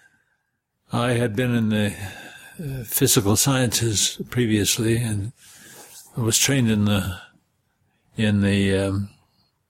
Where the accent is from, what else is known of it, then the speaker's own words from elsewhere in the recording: Cache Valley, Utah, United States; I was born and raised in Cache Valley